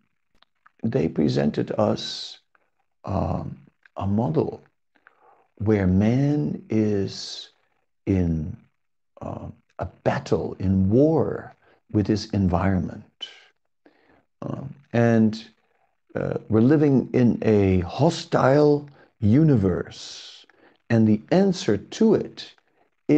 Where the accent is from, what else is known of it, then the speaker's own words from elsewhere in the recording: Amsterdam, North Holland, Netherlands; In my hometown, Amsterdam